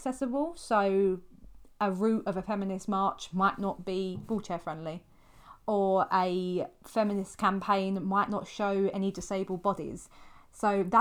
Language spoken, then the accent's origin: English; United Kingdom; we're British